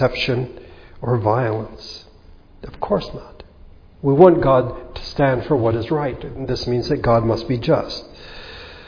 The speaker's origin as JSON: {"language": "English", "country": "United States", "said": "us as American Christians"}